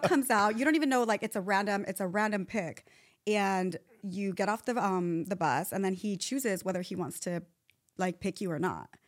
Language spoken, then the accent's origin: English; Chula Vista, California, United States; I'm from Chula Vista, San Diego